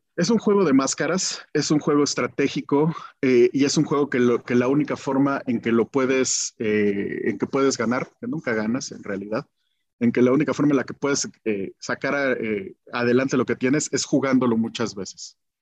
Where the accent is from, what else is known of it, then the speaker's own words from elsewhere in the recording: Guanajuato, Mexico; moved away as an adult; also born or lived in Mexico City; nací en Guanajuato, de, de, papás contadores, comerciantes